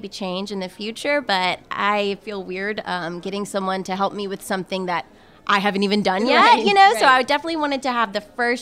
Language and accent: English; New Orleans, Louisiana, United States; moved away as an adult; now in Baton Rouge, United States; I'm from New Orleans